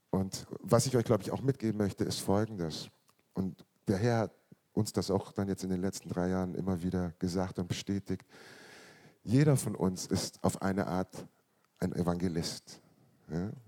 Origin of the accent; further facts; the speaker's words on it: Munich, Bavaria, Germany; Ich bin in München geboren worden, neunzehnhundertfünfundsiebzig